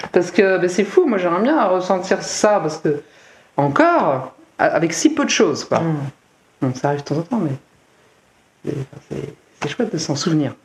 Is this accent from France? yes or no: yes; Seine-Saint-Denis, Île-de-France, France; born or raised there; moved away